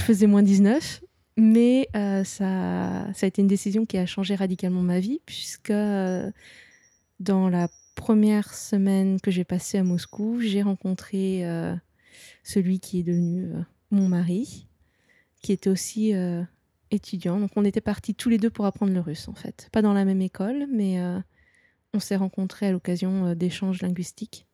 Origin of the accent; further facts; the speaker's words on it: Nantes, Pays de la Loire, France; je suis euh, de Nantes, je connais très bien euh, la mer